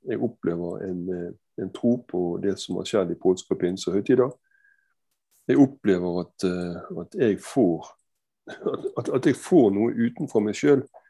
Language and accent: Norwegian; Bergen, Vestland, Norway; Jeg er, jeg er bergenser, som du hører. Jeg er fra Fyllingsdalen og Danmarksplass i barndommen.